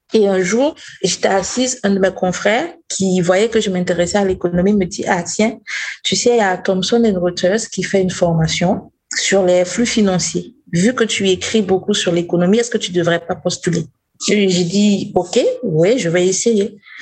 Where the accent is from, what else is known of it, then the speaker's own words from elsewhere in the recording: Burkina Faso; Je viens du Burkina Faso